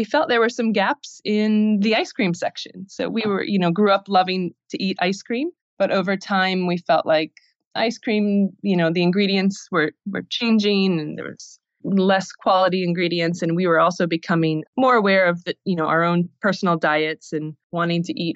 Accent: Iowa, United States; also born or lived in Los Angeles; I'm originally from Iowa, and I was drinking kombucha in LA. And then in 2009, I decided to return back to my hometown. And it's a small town in Iowa, about 10,000 people

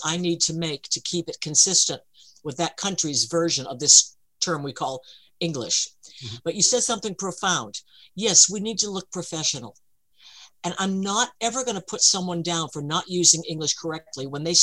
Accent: United States; I'm American

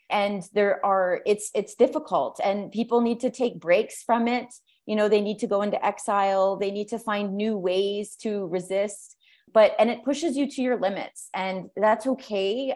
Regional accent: Canada; moved away as an adult; now in Honduras; I'm a Canadian activist

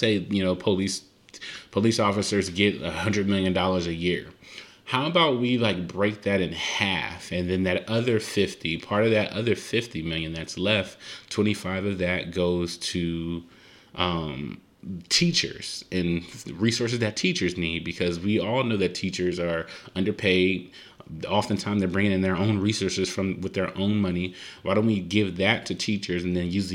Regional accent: Compton, California, United States; I'm from Compton

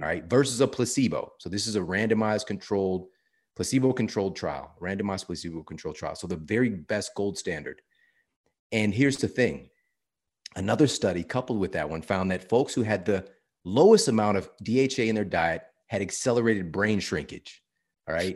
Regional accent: St. Louis, Missouri, United States; I'm from Saint Louis, Missouri

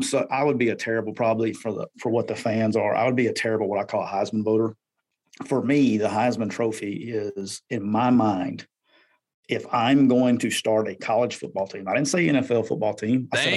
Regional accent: Anniston, Alabama, United States; That's my hometown.

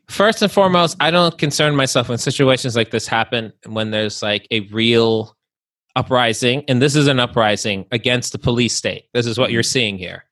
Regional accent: Long Island, New York, United States; I'm from Long Island

